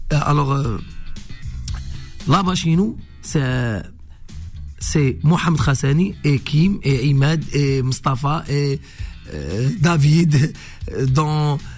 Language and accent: French; Algeria; Là-bas chez nous, c'est, chez nous en Algérie et chez vous ici